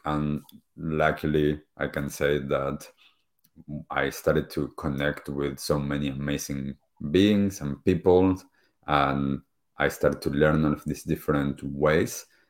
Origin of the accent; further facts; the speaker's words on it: Argentina; moved away; I grew up back in Argentina